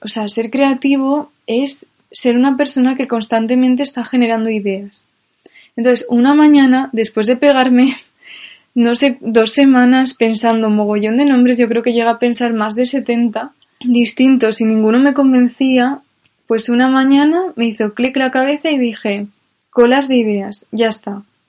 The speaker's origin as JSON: {"language": "Spanish", "country": "Spain", "said": "yo como soy española"}